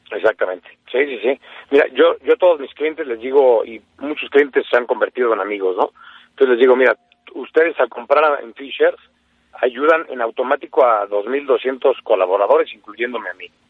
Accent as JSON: {"language": "Spanish", "country": "Mexico", "said": "como buenos mexicanos"}